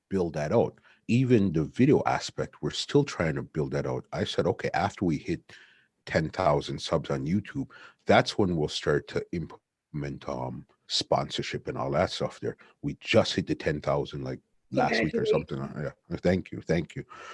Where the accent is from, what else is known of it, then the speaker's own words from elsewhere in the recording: Canada; us being from Canada